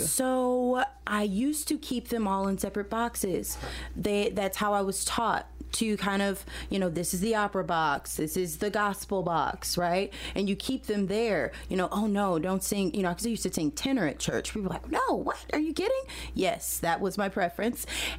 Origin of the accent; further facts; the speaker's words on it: St. Louis, Missouri, United States; I am from St. Louis originally. I grew up in the city